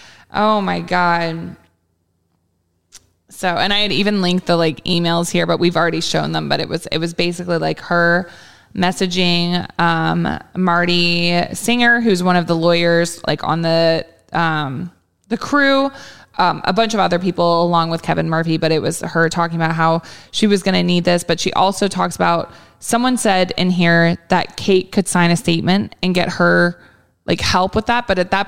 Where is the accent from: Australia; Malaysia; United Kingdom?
Australia; Brisbane, Queensland; a newspaper article from my hometown of Brisbane.